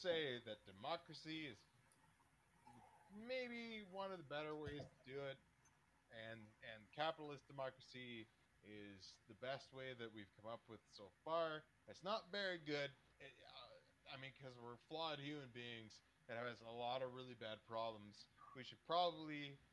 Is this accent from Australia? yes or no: no; Canada